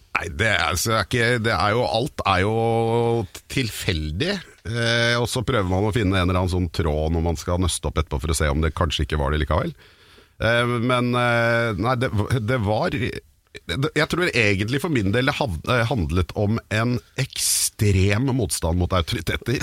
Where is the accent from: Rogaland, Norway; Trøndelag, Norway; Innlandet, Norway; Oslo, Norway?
Oslo, Norway; also born or lived in Caribbean; jeg vokste opp på Kjelsås